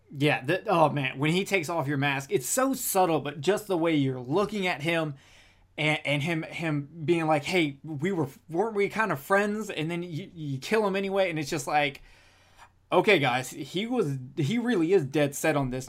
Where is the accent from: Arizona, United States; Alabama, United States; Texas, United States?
Alabama, United States; I'm from Alabama